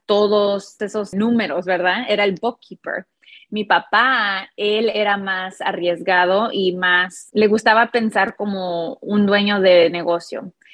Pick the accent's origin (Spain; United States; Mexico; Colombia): United States; Chicago, Illinois; Tengo un hermano y los dos crecimos en Chicago, en un barrio llamado Hermosa.